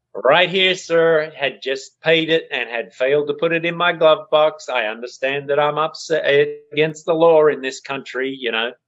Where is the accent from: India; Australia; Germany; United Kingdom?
Australia; moved away as an adult; now in United States; when I grew up in Australia